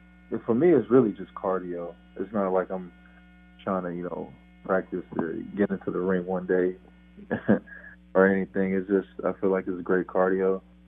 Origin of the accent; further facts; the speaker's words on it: Miami-Dade County, Florida, United States; I was born in Miami-Dade County